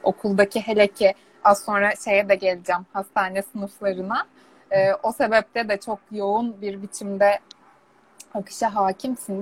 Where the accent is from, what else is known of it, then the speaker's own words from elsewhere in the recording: Istanbul, Turkey; Ben İstanbul'da doğdum, İstanbul'da büyüdüm.